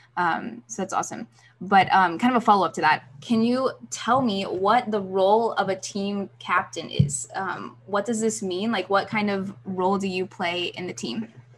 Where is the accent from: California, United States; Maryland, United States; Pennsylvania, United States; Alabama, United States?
Alabama, United States; Birmingham; Birmingham last week, my hometown